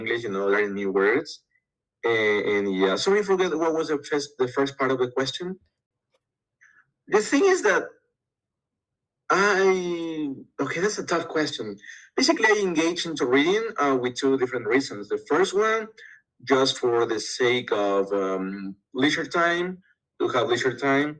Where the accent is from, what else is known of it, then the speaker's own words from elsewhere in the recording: Loja, Ecuador; Basically, I'm from Ecuador. I live in a small town in the south of Ecuador, which is called Loja